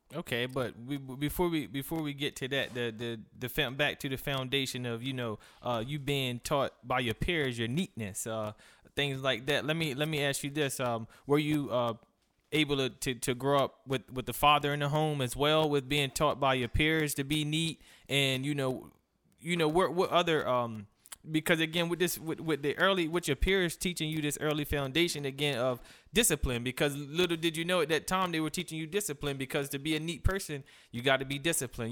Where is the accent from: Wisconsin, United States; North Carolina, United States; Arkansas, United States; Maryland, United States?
Maryland, United States; Cambridge; a city where I'm from as well.